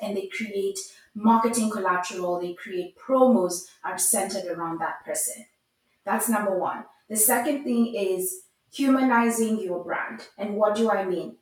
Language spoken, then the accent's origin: English; Nairobi, Kenya; I grew up in Nairobi, Kenya